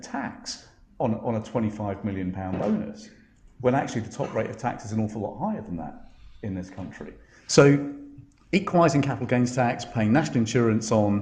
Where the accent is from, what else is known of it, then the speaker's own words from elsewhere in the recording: Essex, East of England, United Kingdom; I grew up in Essex